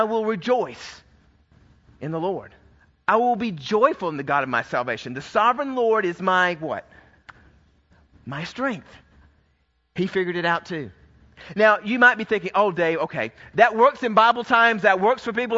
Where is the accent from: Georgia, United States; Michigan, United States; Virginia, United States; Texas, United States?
Georgia, United States; I was raised in Georgia where it was a sin if you didn't have a Coke in your hand